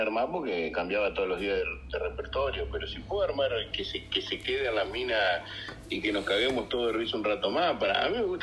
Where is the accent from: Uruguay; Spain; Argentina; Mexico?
Argentina; los argentinos somos europeos sin plata